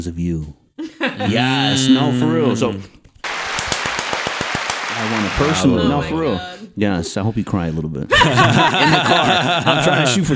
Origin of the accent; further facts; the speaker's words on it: Chicago, Illinois, United States; I grew up in South Chicago